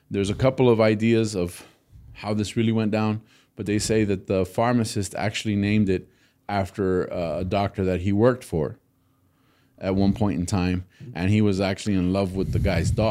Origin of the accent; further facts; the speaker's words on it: Texas, United States; I'm a Texan